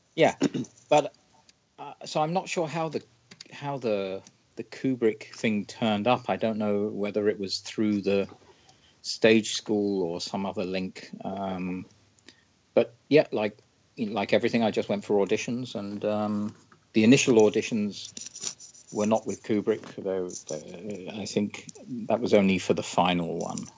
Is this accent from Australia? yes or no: no; London, United Kingdom; I grew up in London